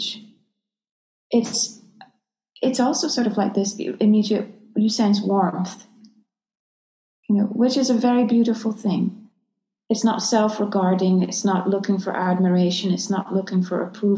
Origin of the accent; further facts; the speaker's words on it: Scotland, United Kingdom; moved away; also born or lived in London; I grew up in Scotland